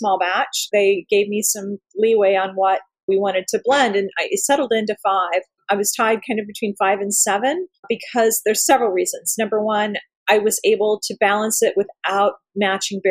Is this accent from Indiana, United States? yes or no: yes; Bloomington, Indiana, United States; moved away; also born or lived in Columbus, Indiana; I was born and raised in Bloomington